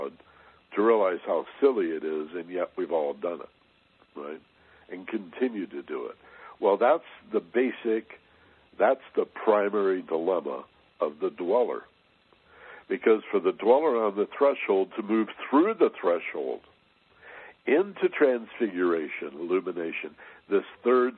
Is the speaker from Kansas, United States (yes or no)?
no; Michigan, United States; when I was a little boy, I grew up in Michigan, just a few blocks from the lake